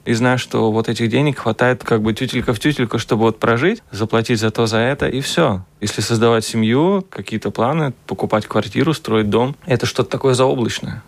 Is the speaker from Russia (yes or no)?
no; Riga, Latvia; moved away as an adult; now in Vienna, Austria; Я вот сам из Кингаракса